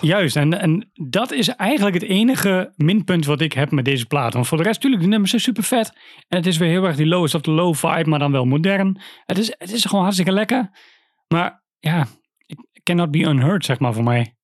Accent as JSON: {"language": "Dutch", "town": "Wierden", "region": "Overijssel", "country": "Netherlands", "said": "bij ons in Wierden"}